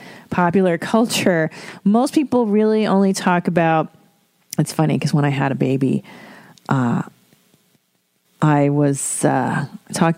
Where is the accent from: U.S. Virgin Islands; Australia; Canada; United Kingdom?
Canada; Ontario; fellow Ontarian.